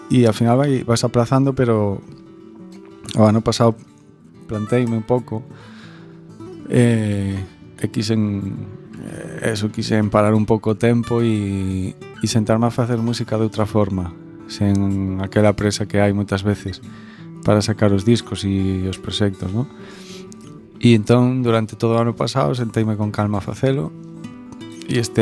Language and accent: Galician; Ferrol, Galicia, Spain; now in Vigo, Spain; eu son un ferrolán son, Eu son un ferrolán que que un día marchei para o sur, para Vigo